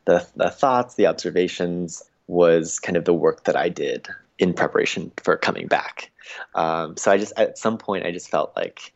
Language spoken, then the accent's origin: English; United States; growing up in the States